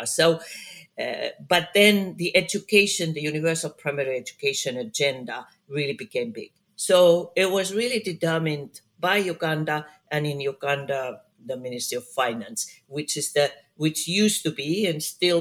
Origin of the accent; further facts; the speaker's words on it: Finland; I work a lot in my home country, Finland